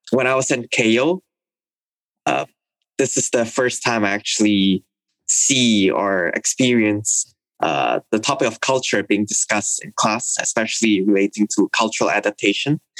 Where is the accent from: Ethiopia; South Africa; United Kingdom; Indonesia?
Indonesia; Cirebon, West Java; also born or lived in Singapore / Jakarta / Shanghai / Hong Kong; So I was born in Singapore to Hong Kong Indonesian parents. Since then, I've lived in a lot of different places across Asia. I spent some time in Jakarta, as well as my hometown, which is Cirebon in West Java, Indonesia.